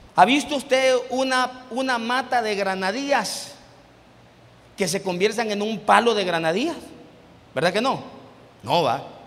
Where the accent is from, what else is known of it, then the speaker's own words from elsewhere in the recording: Mejicanos, San Salvador, El Salvador; also born or lived in Ciudad Delgado; now in San Miguel, El Salvador; Y yo me crié en mexicanos en Ayutuxtepeque